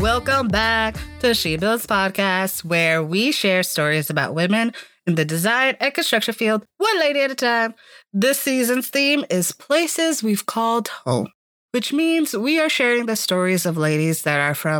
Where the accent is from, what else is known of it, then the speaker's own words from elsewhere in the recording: Miami, Florida, United States; We're going to my hometown, born and raised, county of Dade, 305 till I die, baby. Wow. We are talking about Miami, Florida. Yes, I have a lot of pride in my city.